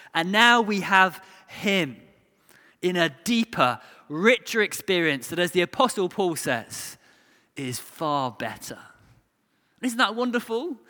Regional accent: England, United Kingdom

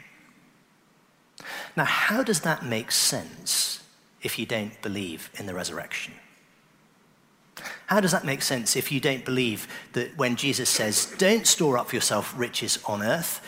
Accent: Oxford, South East England, United Kingdom; I grew up in Oxford

